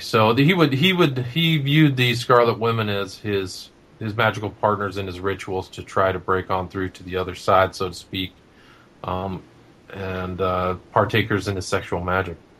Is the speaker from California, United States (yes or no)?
yes; Los Angeles, California, United States; my hometown in Los Angeles